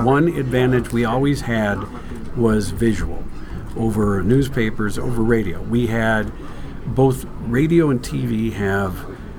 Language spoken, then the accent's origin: English; Waukesha, Wisconsin, United States; also born or lived in Oshkosh; I grew up in Waukesha.